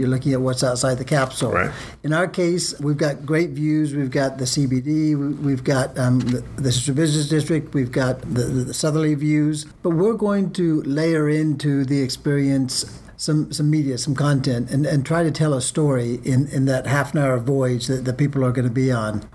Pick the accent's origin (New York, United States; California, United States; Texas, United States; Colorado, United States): Texas, United States; Dallas; moved away; I grew up here in Dallas